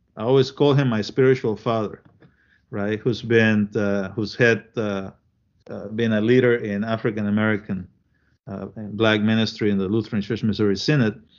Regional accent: Panama; also born or lived in Chile / Williamsburg, Iowa; now in United States; I was born in Chile and I grew up in Panama.

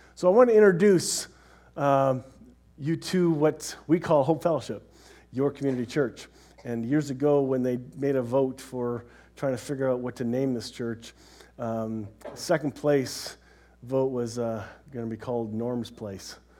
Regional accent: Canada; we're Canadian

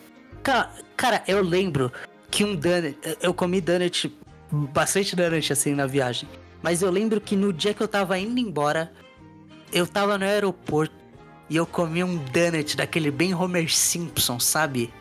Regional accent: Brazil; moved away; Tá no meu RG que eu sou brasileiro

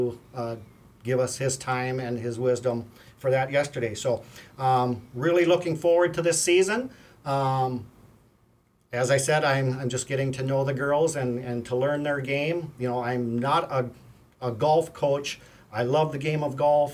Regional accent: Amory, Mississippi, United States; I was born and raised in Amory, graduated in 1980

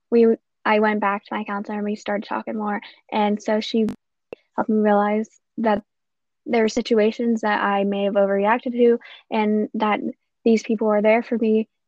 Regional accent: Ohio, United States; I am 15 years old and I'm from Ohio.

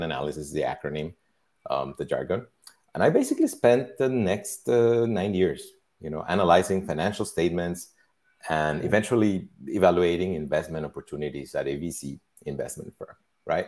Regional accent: Mexico; I grew up in Mexico

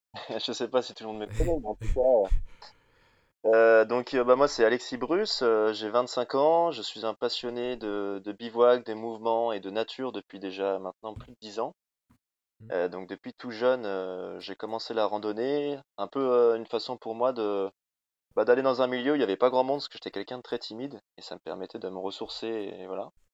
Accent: Rambouillet, Île-de-France, France; moved away; also born or lived in Haute-Savoie; je suis parisien de base

